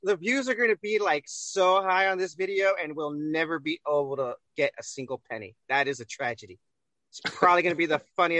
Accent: United States; born there; Well, I was born in America, so I guess that makes me an American.

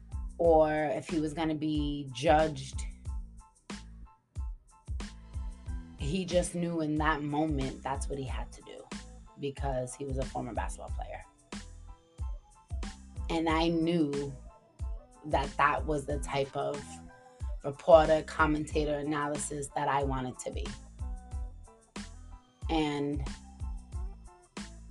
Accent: Providence, Rhode Island, United States; I'm from Providence

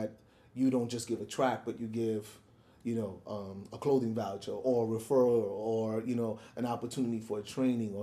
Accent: New York City, New York, United States; growing up in the South Bronx, a kid from a Puerto Rican home

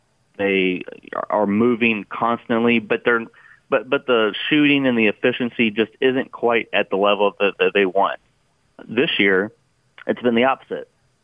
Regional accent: Louisville, Kentucky, United States; where I'm from, Louisville, Kentucky.

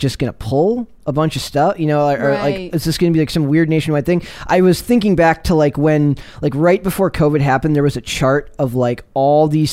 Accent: Minnesota, United States; I'm from Minnesota

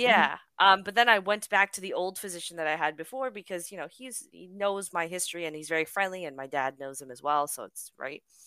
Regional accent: Canada; I am unfortunately a Canadian citizen

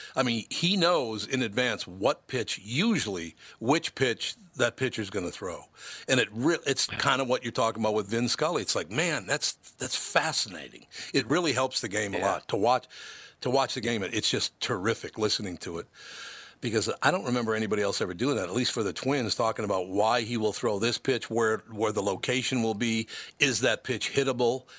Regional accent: Minnesota, United States; also born or lived in New York City; I'm from Minnesota

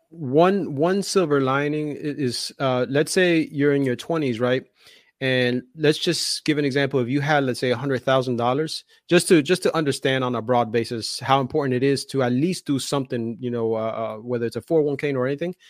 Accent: Union City, New Jersey, United States; I grew, I grew up in Jersey, and the city that I grew up in is called Union City

